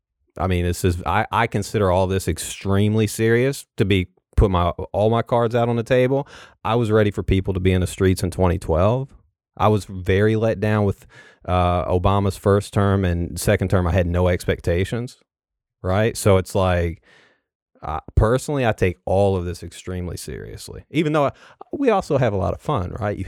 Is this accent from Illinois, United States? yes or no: yes; Illinois, United States; also born or lived in Western Kentucky / Southeast Missouri; So I grew up in Southern Illinois. I spent a lot of time there. Have a lot of family there.